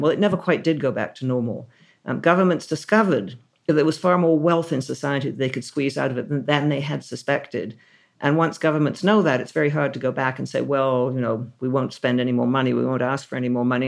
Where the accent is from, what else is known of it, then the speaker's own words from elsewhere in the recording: Canada; now in United Kingdom; as a Canadian